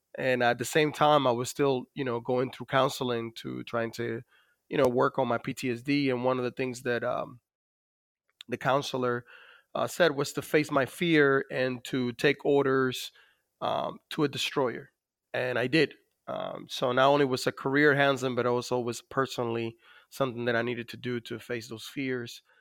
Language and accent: English; Dominican Republic; moved away; as you could probably notice from my accent, I was born in the Dominican Republic